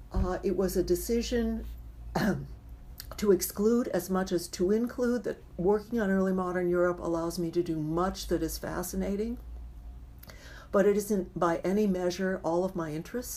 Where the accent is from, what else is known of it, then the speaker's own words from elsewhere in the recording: California, United States; being a Californian